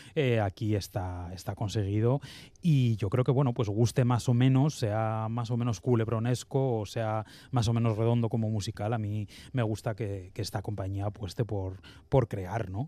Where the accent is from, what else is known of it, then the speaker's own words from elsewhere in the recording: Bilbao, Basque Country, Spain; como bilbaíno